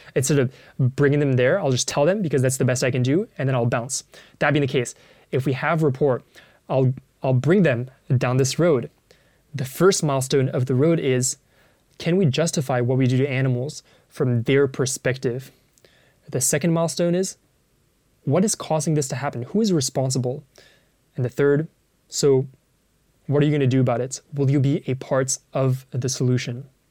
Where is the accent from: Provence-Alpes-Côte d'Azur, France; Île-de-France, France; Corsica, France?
Île-de-France, France; Paris; I grew up in Paris